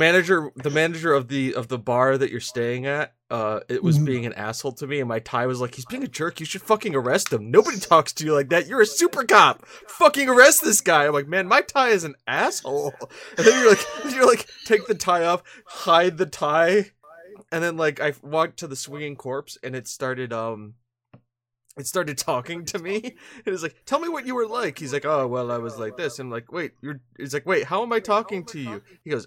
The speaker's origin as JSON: {"language": "English", "country": "United States", "said": "I say that I'm from America, and they're like, well, you're fluent in Spanish. I'm like, how am I fluent in Spanish? Just because I'm from America?"}